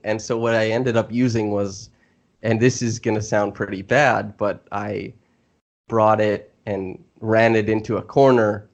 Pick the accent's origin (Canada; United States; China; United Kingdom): Canada; moved away; I'm from Canada.